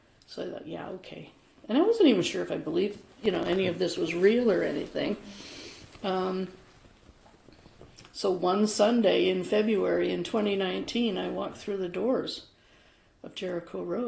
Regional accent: Vancouver, British Columbia, Canada; I was born in Vancouver

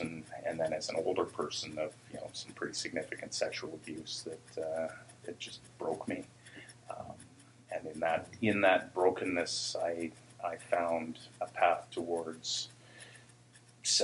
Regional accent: Port Alberni, British Columbia, Canada; also born or lived in Nanaimo; I grew up in Port Alberni

